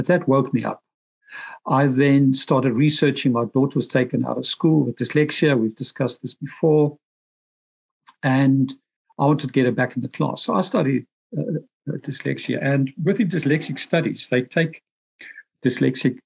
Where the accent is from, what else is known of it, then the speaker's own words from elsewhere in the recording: Pretoria, Gauteng, South Africa; moved away as an adult; also born or lived in London, United Kingdom; now in Dublin, Ireland; I'm originally from Pretoria, South Africa, the heart of apartheid, moved to London, UK, age 25, spent about 21 years there, but I'm now in Dublin, Ireland.